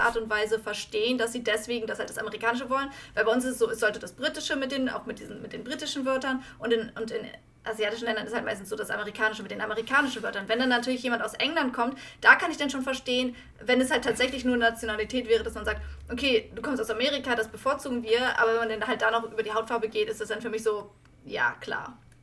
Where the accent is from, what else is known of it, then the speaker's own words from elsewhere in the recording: Germany; moved away; ich als Deutsche